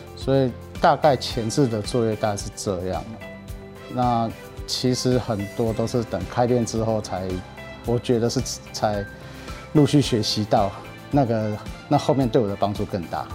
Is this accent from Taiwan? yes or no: yes; Taiwan; 其实我是台湾人